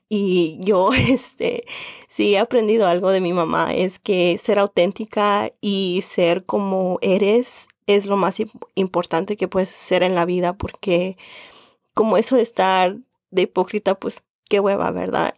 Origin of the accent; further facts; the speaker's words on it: Mexico; first language Spanish; also born or lived in Indiana; now in Chicago, United States; soy mexicana con mucho orgullo